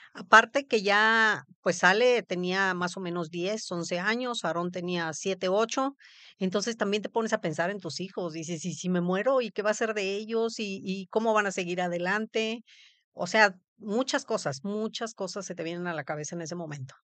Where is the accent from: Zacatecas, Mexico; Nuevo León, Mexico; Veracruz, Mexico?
Veracruz, Mexico; Papantla; also born or lived in Poza Rica; yo viví, nací en Papantla, Veracruz.